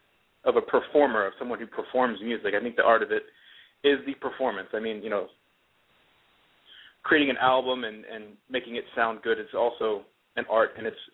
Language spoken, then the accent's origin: English; United States; accent: Boston; my accent kind of morphed into a mix of Boston and the Garden and Southern twang.